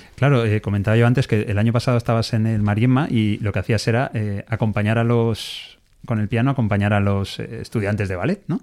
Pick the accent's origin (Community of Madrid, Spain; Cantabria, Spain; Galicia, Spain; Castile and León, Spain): Community of Madrid, Spain; Alcalá de Henares; also born or lived in Navarre; yo nací en Alcalá de Henares